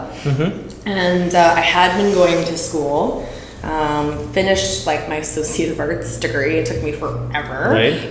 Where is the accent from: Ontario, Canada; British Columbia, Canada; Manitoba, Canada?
British Columbia, Canada; Surrey; also born or lived in Langley; now in Vancouver, Canada; I grew up in Surrey.